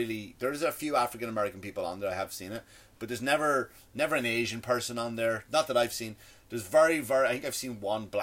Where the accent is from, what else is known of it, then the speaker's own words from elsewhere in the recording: Ireland; accent: Irish; my Irish accent, like tree, we say tree